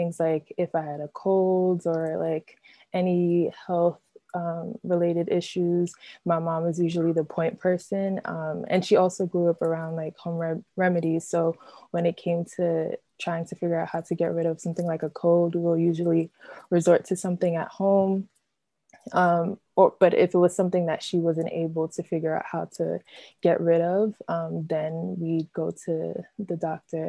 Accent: New York City, New York, United States; also born or lived in Brooklyn, New York / Williamstown, Massachusetts; I was born and raised in New York. I was born in Brooklyn, raised in Queens

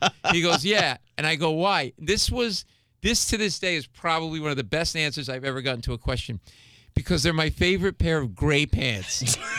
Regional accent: Rhode Island, United States; now in New York, United States; I grew up in New England and Rhode Island.

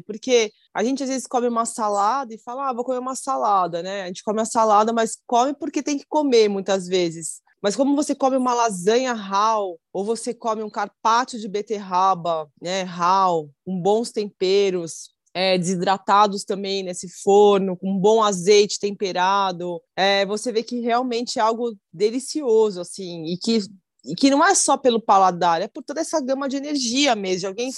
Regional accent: Brazil; eu sou brasileira

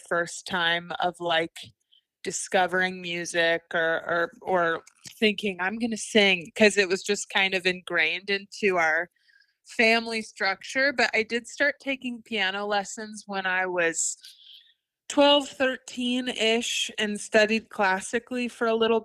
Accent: Chillicothe, Ohio, United States; moved away as an adult; now in Winston-Salem, United States; I'm originally from Chillicothe, Ohio, which is, fun fact for you trivia people out there, the first capital of Ohio

